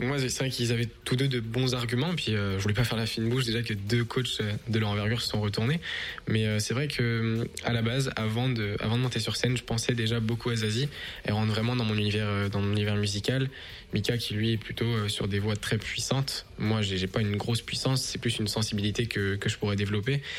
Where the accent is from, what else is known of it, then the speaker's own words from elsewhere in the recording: Quimper, Brittany, France; moved away as an adult; now in Montreal, Canada; C'est vrai que j'ai grandi en Bretagne, je suis né là-bas, je suis né à Quimper, dans le Finistère